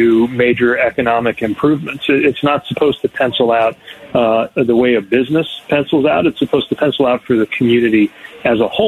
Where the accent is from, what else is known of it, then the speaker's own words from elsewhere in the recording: the industrial Midwest, United States; when I was mayor in the industrial Midwest, my hometown